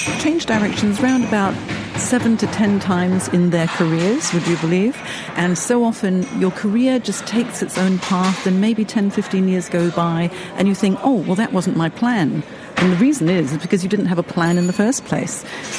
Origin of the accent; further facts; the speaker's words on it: Hong Kong; I'm actually from Hong Kong. I've had 5 country moves.